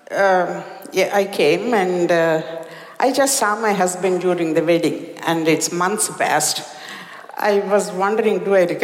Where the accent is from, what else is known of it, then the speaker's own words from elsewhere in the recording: India; moved away as an adult; now in United States; As an Indian woman, even though a little bit educated, my parents said, I think this guy would be good for you.